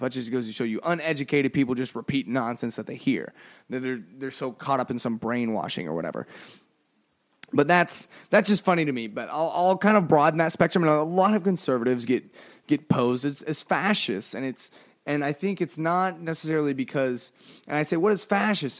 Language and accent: English; United States; we're an American